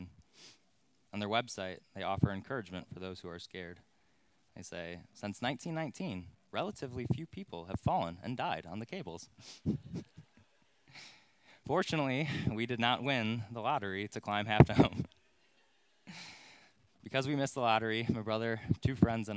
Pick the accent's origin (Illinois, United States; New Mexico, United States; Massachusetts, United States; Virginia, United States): Illinois, United States; Crystal Lake; now in Plainfield, United States; Growing up in Crystal Lake, we had this infamous sledding hill at Veterans Acres